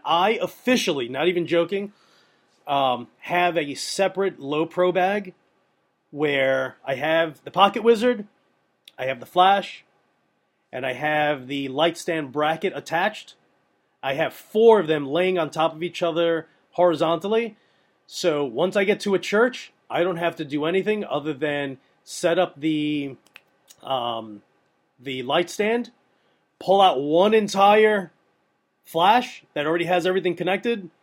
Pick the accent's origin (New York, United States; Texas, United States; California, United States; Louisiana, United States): New York, United States; I'm from New York